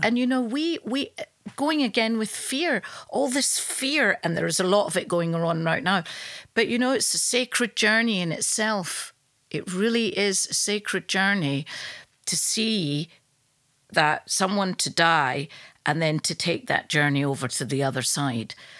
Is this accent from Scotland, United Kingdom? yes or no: yes; Glasgow, Scotland, United Kingdom; now in London, United Kingdom; I live in London, but I'm from Glasgow